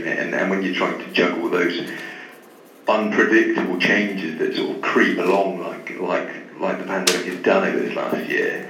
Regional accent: Taunton, South West England, United Kingdom; moved away as an adult; also born or lived in Plymouth; now in Bristol, United Kingdom; I'm from Taunton, so Somerset, really.

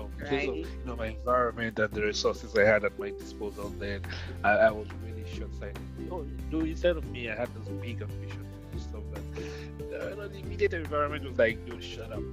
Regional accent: Northern Nigeria, Nigeria; I grew up in northern Nigeria where we didn't have access to a lot of things

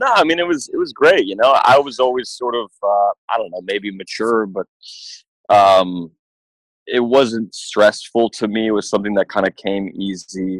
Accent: Toronto, Ontario, Canada; I grew up in the hood in Toronto

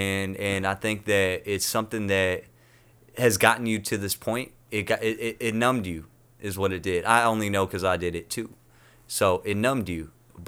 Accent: United States; moved away as an adult; also born or lived in Toronto / South County; I'm from North County.

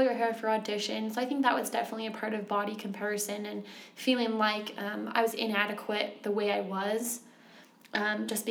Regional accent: Utah, United States; also born or lived in Texas / California; I grew up here in Utah for most of my life, but I've lived in Texas and California

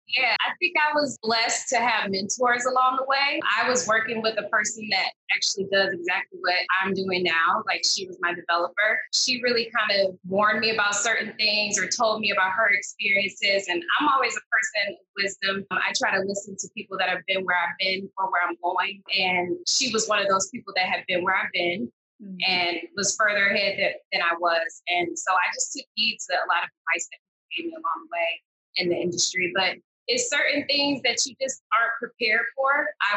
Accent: Detroit, Michigan, United States; now in Los Angeles, United States; I think that I'm where I'm at because I'm from Detroit. It's certain things that we go through when you're from Detroit.

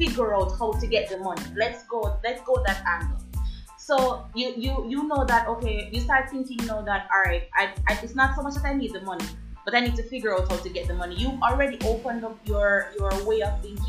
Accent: Jamaica; growing up in the Jamaican society

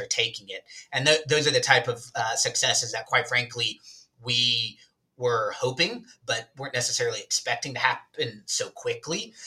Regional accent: Alabama, United States; moved away; I'm actually originally from uh, a southern small community in the state of Alabama. I grew up in Alabama and then I moved away to play soccer

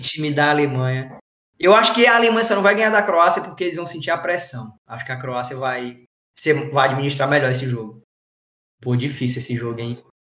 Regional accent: Brazil; moved away; eu sou brasileiro

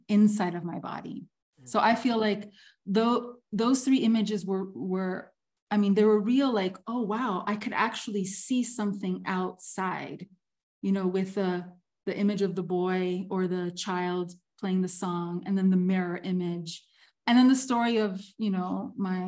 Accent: Miami, Florida, United States; moved away as an adult; also born or lived in Havana, Cuba; I was born in Miami

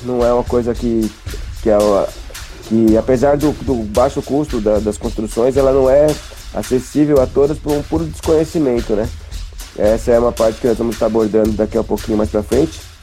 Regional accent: Taboão da Serra, São Paulo, Brazil; Nós somos de Taboão da Serra, na zona sul de São Paulo

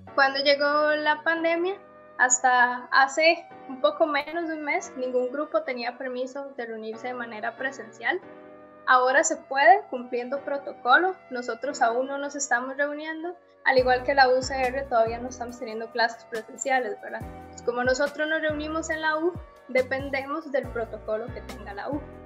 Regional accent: Sabanilla, San José, Costa Rica; Nosotros vivíamos en casi que la última finca que quedaba en Sabanilla.

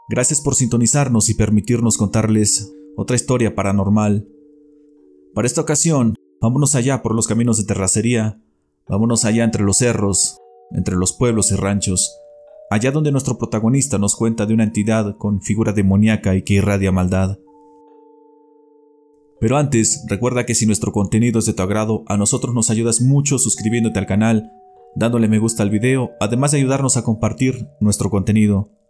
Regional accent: Querétaro, Mexico; now in Coahuila, Mexico; Soy originario de Querétaro, pero ya llevo rato viviendo acá en Coahuila.

